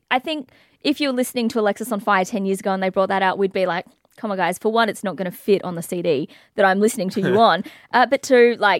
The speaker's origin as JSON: {"language": "English", "region": "England", "country": "United Kingdom", "said": "Hello, I'm from England."}